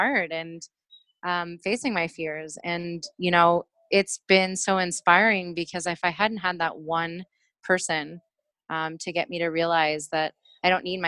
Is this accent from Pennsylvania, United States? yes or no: yes; Pittsburgh, Pennsylvania, United States; moved away as an adult; now in Portland, United States; I'm originally from Pittsburgh, Pennsylvania